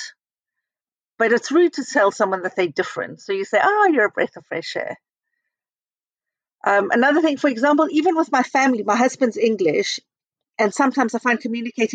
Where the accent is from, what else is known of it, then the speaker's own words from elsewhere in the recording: South Africa; moved away as an adult; also born or lived in Israel; now in United Kingdom; we went back to South Africa when I was 10 and I grew up in South Africa